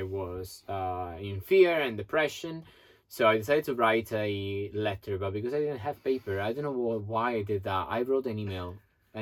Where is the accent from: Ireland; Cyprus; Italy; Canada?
Italy; moved away as an adult; also born or lived in New York; I came back from New York to Italy